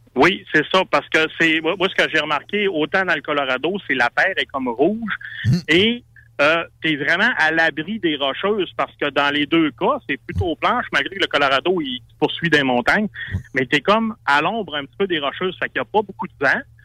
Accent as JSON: {"language": "French", "town": "Saguenay", "region": "Quebec", "country": "Canada", "said": "Moi, je viens du Saguenay, donc c'est l'hiver longtemps"}